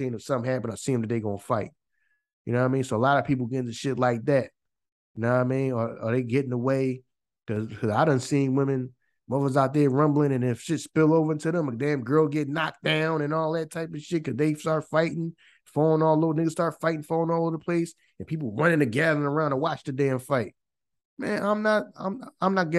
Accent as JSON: {"language": "English", "town": "Philadelphia", "region": "Pennsylvania", "country": "United States", "tie": "born or raised there", "said": "I'm born and raised in Philly"}